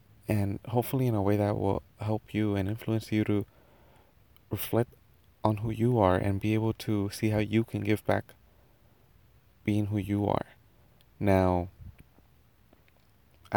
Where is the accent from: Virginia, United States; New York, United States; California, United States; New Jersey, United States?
California, United States; Anaheim; first language Spanish; English is a second language; also born or lived in Mexico; I was actually born in Anaheim, California. But at the age of 2, I was sent to live in Mexico. And I was there until the age of 7. Now, Spanish came to be my first language